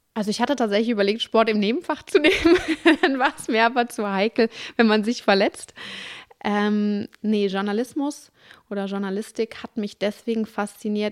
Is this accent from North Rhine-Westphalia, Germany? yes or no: yes; Duisburg, North Rhine-Westphalia, Germany; also born or lived in Dortmund / Cologne